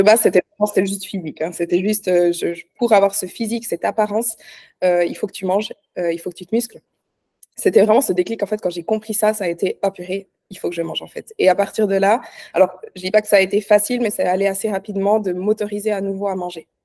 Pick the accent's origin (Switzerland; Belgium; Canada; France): Switzerland; je suis suisse, hein, pour ceux qui ne savent pas, j'habite en Suisse.